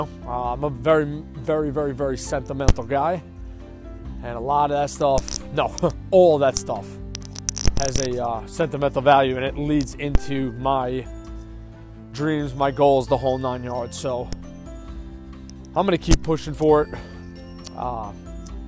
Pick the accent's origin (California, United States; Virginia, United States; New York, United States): New York, United States; Long Island; moved away; born and raised on Long Island, which I was